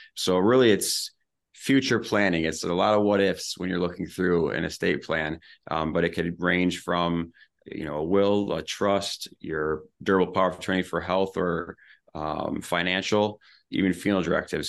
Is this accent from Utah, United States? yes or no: no; Ludington, Michigan, United States; moved away as an adult; also born or lived in Grand Rapids / Lansing / Nashville; back here in my hometown